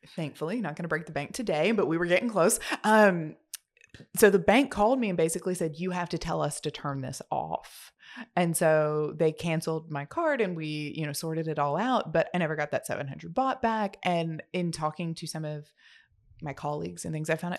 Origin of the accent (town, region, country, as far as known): United States